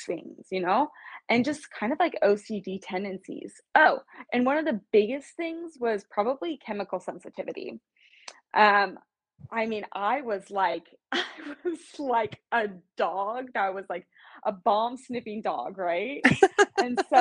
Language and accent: English; Kansas City, United States; moved away as an adult; now in West Coast, United States; I'm from Kansas City, born and raised. I live on the West Coast right now.